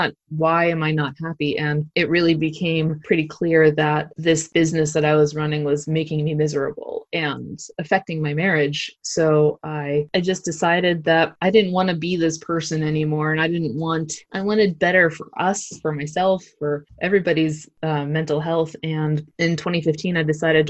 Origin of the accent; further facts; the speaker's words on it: Pittsburgh, Pennsylvania, United States; moved away as an adult; also born or lived in Myrtle Beach, South Carolina / Brooklyn, New York; I'm originally from Pittsburgh